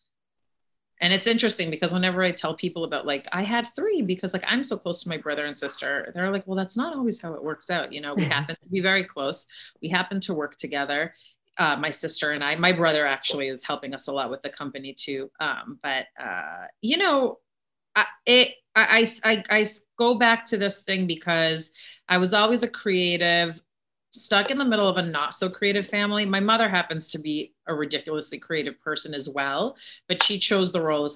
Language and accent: English; Worcester, Massachusetts, United States; I'm from Worcester, Massachusetts